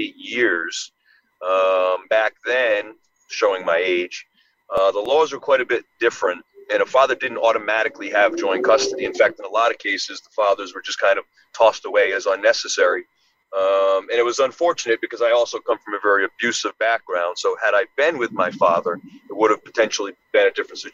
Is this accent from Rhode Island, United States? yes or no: yes; Rhode Island, United States; I grew up in Rhode Island, single mom, Section 8 housing, welfare, food stamps